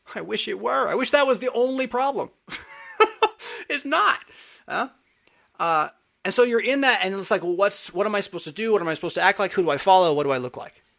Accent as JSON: {"language": "English", "region": "California", "country": "United States", "said": "I'm from California"}